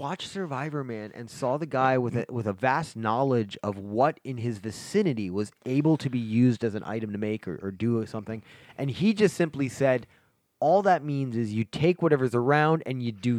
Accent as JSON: {"language": "English", "region": "East Coast", "country": "United States", "tie": "born or raised there", "said": "I grew up in the East Coast where Carvel was out there."}